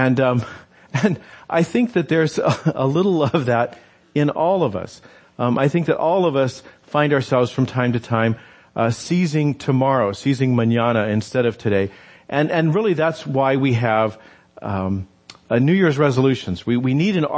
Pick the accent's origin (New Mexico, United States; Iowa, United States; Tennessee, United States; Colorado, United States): New Mexico, United States; I grew up in New Mexico